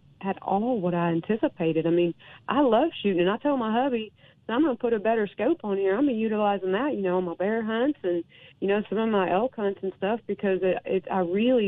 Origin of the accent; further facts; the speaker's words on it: Louisiana, United States; moved away as an adult; now in Colorado, United States; I grew up in Louisiana and was, you know, came to Colorado later on in my adult life